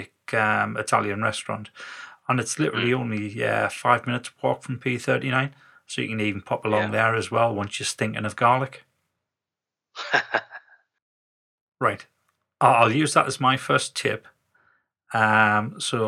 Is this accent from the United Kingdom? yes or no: yes; the north of England, United Kingdom; we were northerners